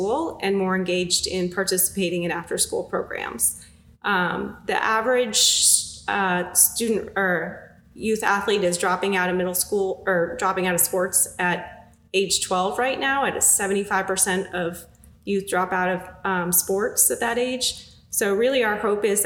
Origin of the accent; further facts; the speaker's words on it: Massachusetts, United States; moved away as an adult; now in Greensboro, United States; I grew up in Massachusetts, came down